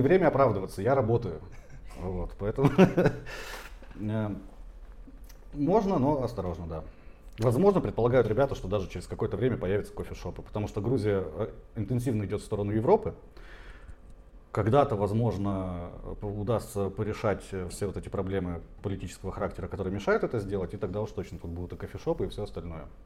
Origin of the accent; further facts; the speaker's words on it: Tomsk, Tomsk Oblast, Russia; moved away as an adult; now in Georgia; я из Томска, э, хотя родился еще дальше.